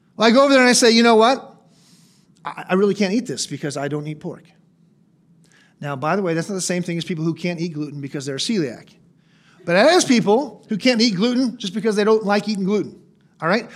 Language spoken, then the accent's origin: English; United States; I'm an American.